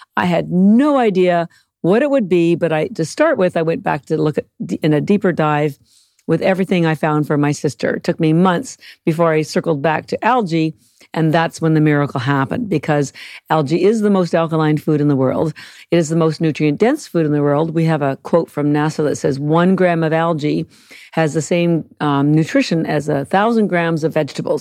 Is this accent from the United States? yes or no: no; Canada; moved away; I'm Canadian